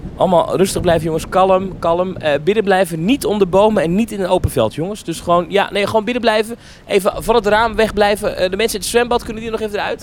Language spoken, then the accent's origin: Dutch; Netherlands; ik ben een Hollander